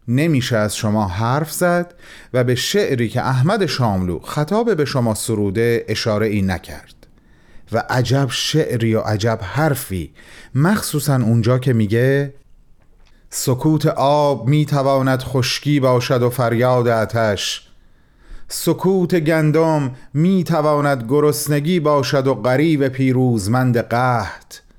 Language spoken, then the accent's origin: Persian; Mashhad, Razavi Khorasan, Iran; به عنوان یک مشهدی